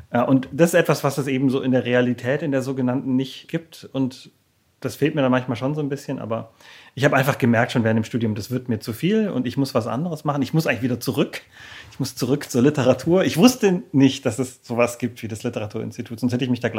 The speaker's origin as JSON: {"language": "German", "region": "Baden-Württemberg", "country": "Germany", "tie": "born or raised there", "moved": "yes", "lives_now": "Berlin, Germany", "said": "also aufgewachsen bin ich im Schwabenland, also ziemlich weit im Süden, in einer Kleinstadt eigentlich da, äh, auf der Schwäbischen Alb, beziehungsweise an der Donau. Ja, und da musste ich irgendwann dringend weg."}